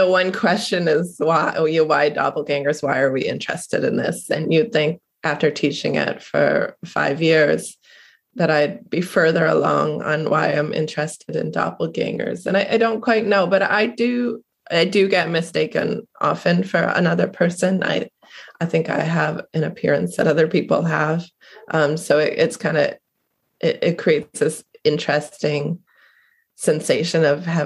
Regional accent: Cape Cod, Massachusetts, United States; I'm originally from Cape Cod.

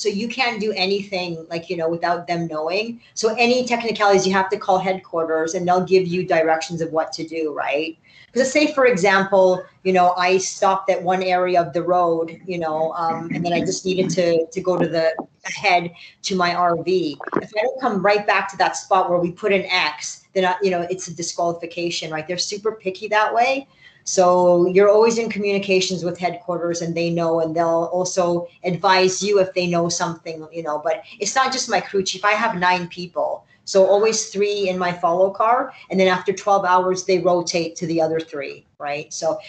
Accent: Israel; Every news station and every magazine, even like, I'm from Israel, like, even Israel is contacting, right?

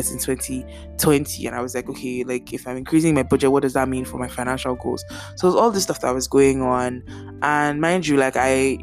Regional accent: Nigeria; moved away; growing up in Nigeria, it's not like my house does not have rats

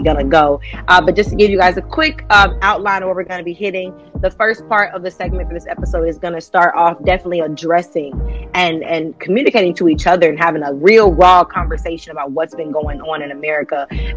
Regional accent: Ohio, United States; we're both from Ohio, you know, 513.

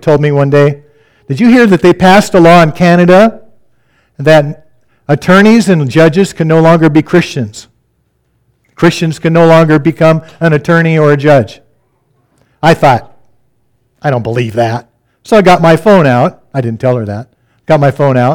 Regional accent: Seattle, Washington, United States; now in Midwest, United States; I grew up in the Seattle area

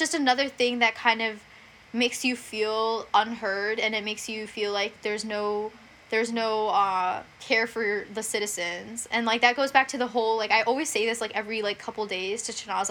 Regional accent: India; moved away; I'm from India

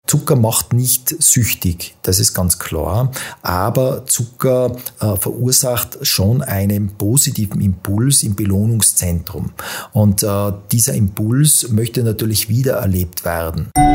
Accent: Tyrol, Austria; now in Vienna, Austria; bin äh, gebürtiger Tiroler, lebe seit vielen Jahren in Wien

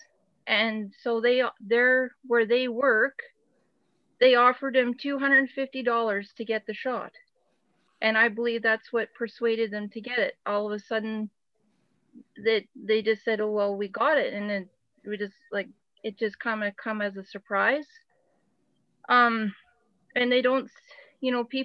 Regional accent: Alberta, Canada; my husband and I, we're from Alberta, Canada

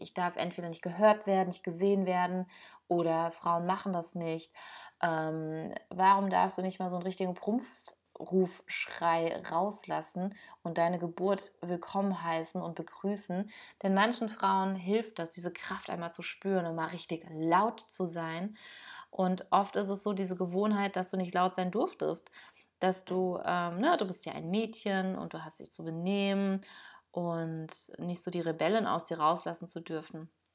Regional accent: Germany; hier bei uns in Deutschland

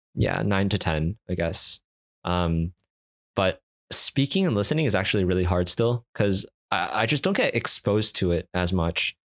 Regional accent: Canada; accent: Canadian English; first language Cantonese; I'm, I'm Canadian

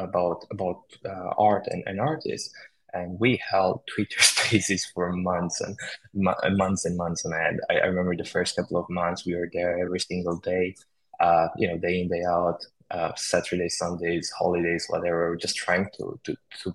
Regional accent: Romania; moved away as an adult; also born or lived in United Kingdom; I was born in Romania and then I moved to the UK to study computer science.

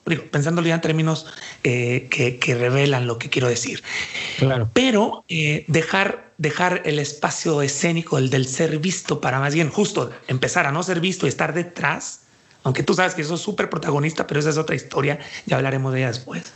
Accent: Puerto Vallarta, Jalisco, Mexico; now in Guadalajara, Mexico; yo soy de aquí de Jalisco, aunque nací en Puerto Vallarta

